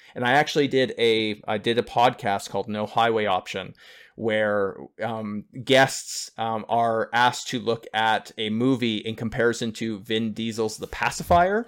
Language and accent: English; Northern Ontario, Canada; moved away as an adult; also born or lived in Toronto; coming from a small hick town up in Northern Ontario of five thousand people